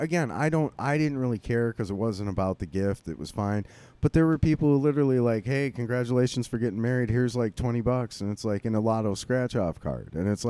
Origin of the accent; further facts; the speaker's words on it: Streamwood, Illinois, United States; I got married at the church I grew up in Streamwood